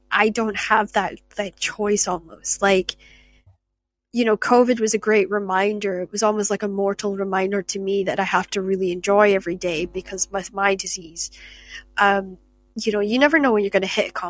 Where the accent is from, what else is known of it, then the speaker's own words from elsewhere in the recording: Shetland, Scotland, United Kingdom; moved away; growing up in Shetland